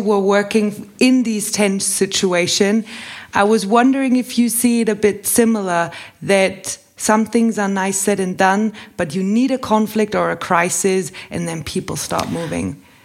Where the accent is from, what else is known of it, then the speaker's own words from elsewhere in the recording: Bavaria, Germany; I grew up in Bavaria